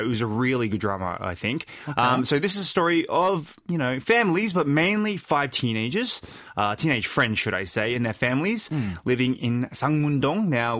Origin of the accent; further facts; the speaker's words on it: South Korea; born there; Well, I was born in Korea in 1988